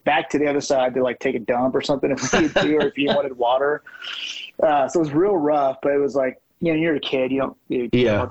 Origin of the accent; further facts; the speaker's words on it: Fort Worth, Texas, United States; we grew up in Fort Worth